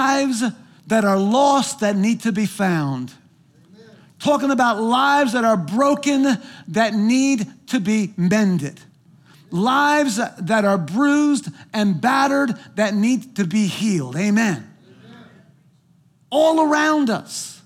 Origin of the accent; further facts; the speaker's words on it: New Jersey, United States; moved away; I'm from New Jersey